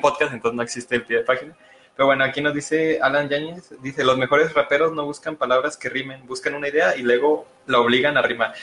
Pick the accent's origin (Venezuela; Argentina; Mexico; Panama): Mexico; todos somos de aquí de México